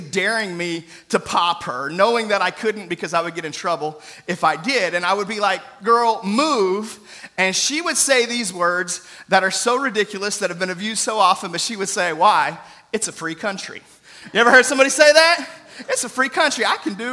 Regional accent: United States; all of us as Americans

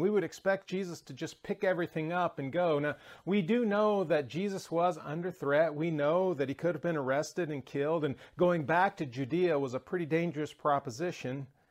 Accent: the South, United States; moved away; I'm from the South

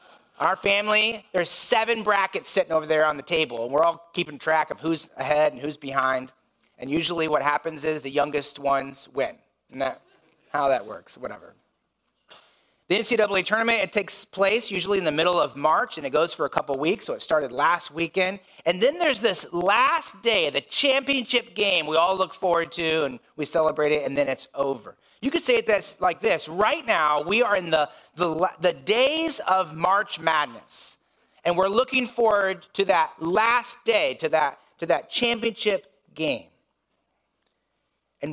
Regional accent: Indiana, United States; moved away; I grew up in Indiana, and in Indiana, basketball is a pretty big deal.

